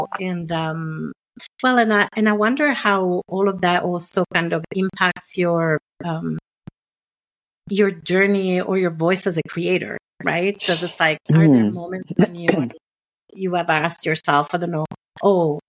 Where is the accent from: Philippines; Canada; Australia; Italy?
Italy; accent: non-Anglo; English is a second language; moved away; growing up in Italy in the 70s and 80s